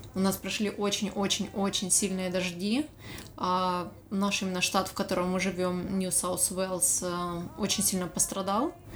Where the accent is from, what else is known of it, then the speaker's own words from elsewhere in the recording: Dnipro, Dnipropetrovsk Oblast, Ukraine; moved away as an adult; now in Sydney, Australia; Украины, Днепропетровска.